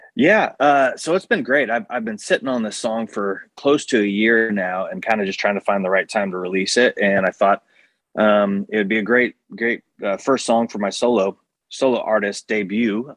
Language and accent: English; Independence, Kansas, United States; moved away; also born or lived in Colorado; I'm originally from Independence, Kansas, um, small town Kansas